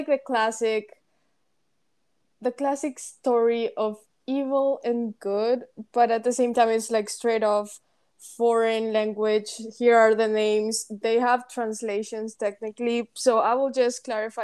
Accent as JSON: {"language": "English", "country": "Paraguay", "second_language": "English", "moved": "as an adult", "said": "we are both from Paraguay, and we've been friends for over 8 years now. We met in high school"}